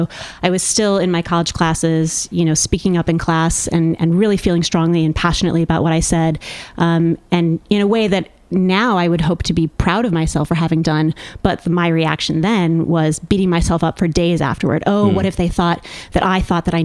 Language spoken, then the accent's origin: English; Midwest, United States; moved away; I grew up in the Midwest